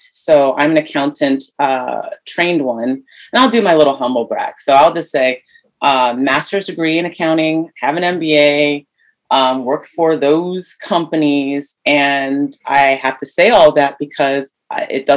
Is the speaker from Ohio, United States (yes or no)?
yes; Ohio, United States; moved away as an adult; also born or lived in New York City; I'm a Midwest girl. I'm from Ohio.